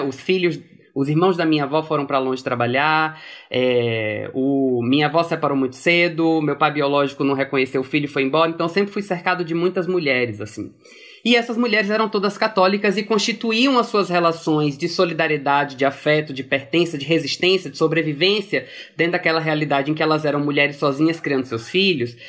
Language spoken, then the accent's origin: Portuguese; Piauí, Brazil; Fui para Piauí aos quatro anos de idade, quando meus pais se casaram